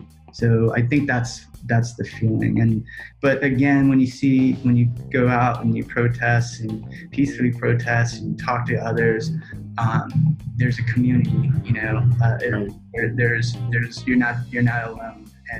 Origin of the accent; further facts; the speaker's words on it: Laos; Oh, man, it's like, I'm a refugee from Laos.